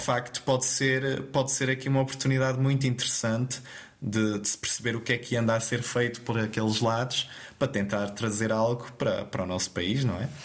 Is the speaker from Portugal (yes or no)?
yes; Terceira Island, Azores, Portugal; moved away as an adult; now in Braga, Portugal; eu sou natural então da Ilha Terceira